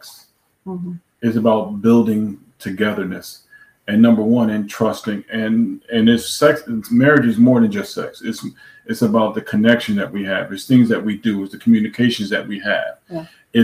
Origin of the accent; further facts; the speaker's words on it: New York, United States; moved away as an adult; also born or lived in Florida; now in Texas, United States; we moved from New York, where we've been our whole lives, to move to Florida, and then from Florida to Texas